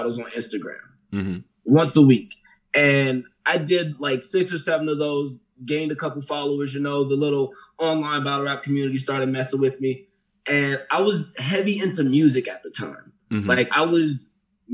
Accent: Miami, Florida, United States; moved away as an adult; now in Denver, United States; I grew up in Florida. Like, I grew up in Miami, Florida

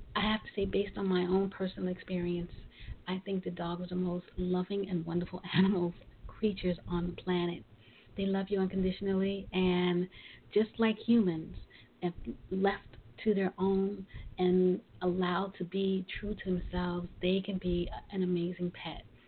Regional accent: New York City, New York, United States; I'm originally from Brooklyn

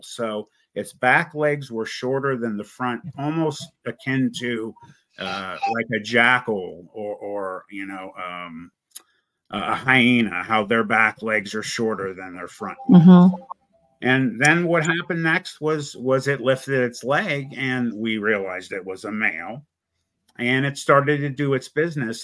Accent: Youngstown, Ohio, United States; I was born in Youngstown, Ohio.

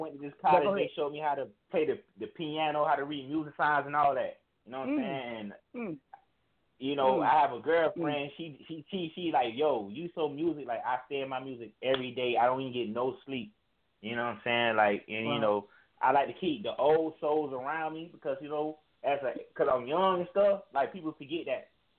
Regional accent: Florida, United States; Because, you know, I'm from Florida, so it's like we live in it like a struggle

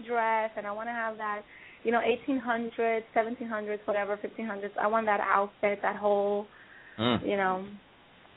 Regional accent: New York City, New York, United States; accent: East Coast; moved away as an adult; also born or lived in Dominican Republic; now in Los Angeles, United States; I was raised in New York, in Washington Heights

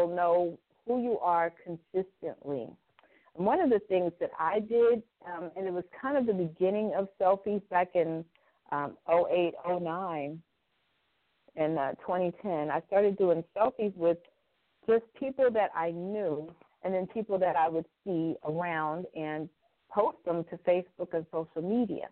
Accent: Indianapolis, Indiana, United States; came to my hometown, Indianapolis

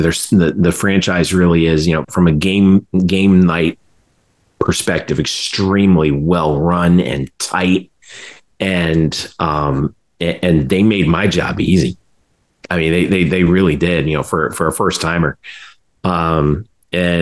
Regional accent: South Florida, United States; I grew up in South Florida

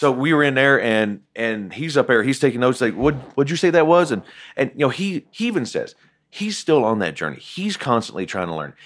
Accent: Southern West Virginia, United States; I grew up in Southern West Virginia, so the coal mine reference is applicable

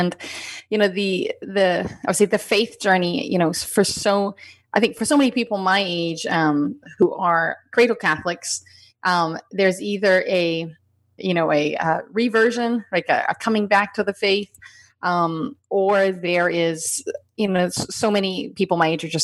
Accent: Appalachian Mountains, United States; I grew up in the Appalachian Mountains

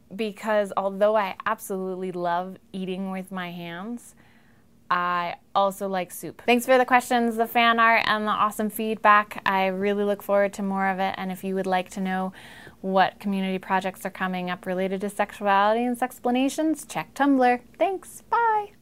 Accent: Hudson, Ohio, United States; also born or lived in Rochester, New York; now in Missoula, United States; I grew up in Hudson, Ohio mostly, and now I live in Missoula, Montana

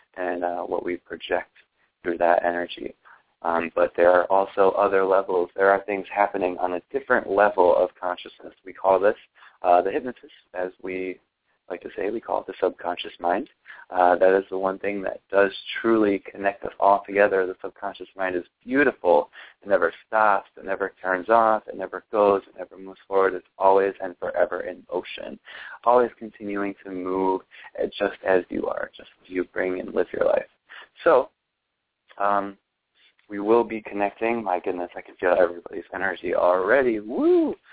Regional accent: Ohio, United States; born or raised there

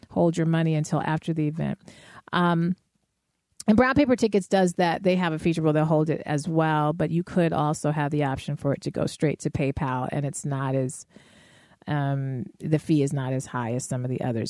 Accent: Denver, Colorado, United States; now in Chicago, United States; in Denver at that point, which is my hometown

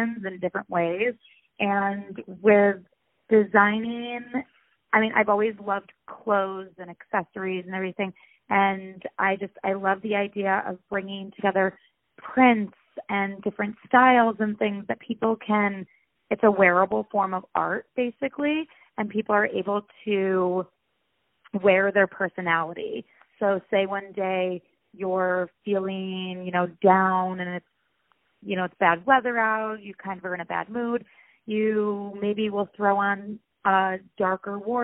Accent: Rochester, New York, United States; moved away as an adult; also born or lived in Ohio; now in Los Angeles, United States; I'm originally from upstate New York, Rochester to be exact. I grew up there my entire life

